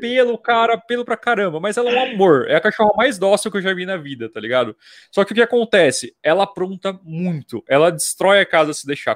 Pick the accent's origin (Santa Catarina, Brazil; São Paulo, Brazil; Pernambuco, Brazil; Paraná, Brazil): São Paulo, Brazil; Jundiaí; also born or lived in Vinhedo / Mato Grosso do Sul; eu sou de Jundiaí. Eu nasci aqui em hum. Vinhedo, que é pertinho